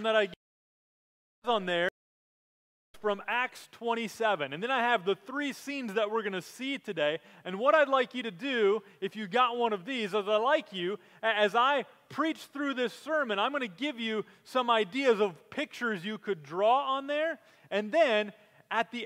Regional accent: Minnesota, United States; I grew up in Minnesota, where there are more than 10,000 lakes

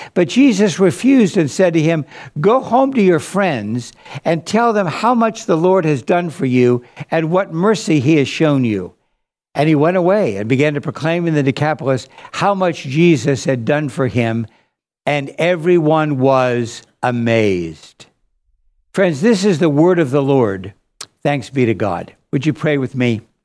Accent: Pittsburgh, Pennsylvania, United States; moved away; also born or lived in New York City; When I was a boy growing up in Pittsburgh, Pennsylvania

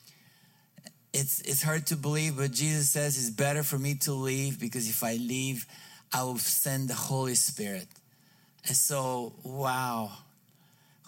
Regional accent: Bulgaria; English is a second language; moved away as an adult; now in United States; I was born in Bulgaria, raised in trained by the communists

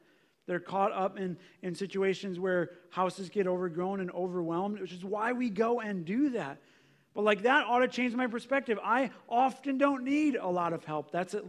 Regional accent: United States; We grew up in America. Our parents were kind of good. They took us to church

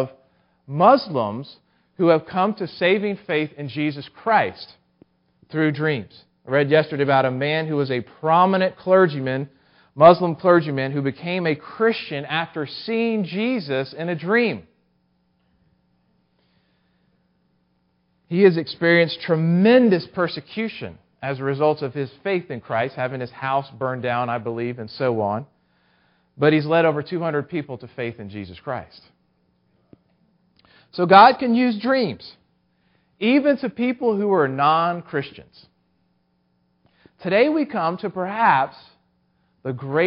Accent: Maryland, United States; moved away; I grew up in Maryland, and now I only live about 2 hours away from where the Boston Celtics actually play

